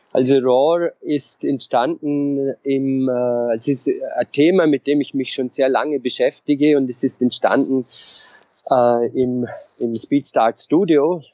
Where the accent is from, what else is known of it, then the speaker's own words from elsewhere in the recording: Vorarlberg mountains, Austria; moved away; also born or lived in Innsbruck / Vienna / London; ich komme aus den Vorarlberger Bergen, aus einem äh, sehr kleinen Dorf